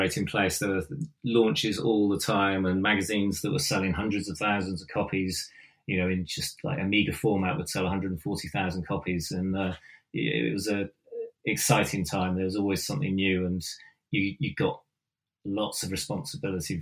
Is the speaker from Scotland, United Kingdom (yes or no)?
no; Devon, South West England, United Kingdom; moved away; also born or lived in London / Bath; I come from Devon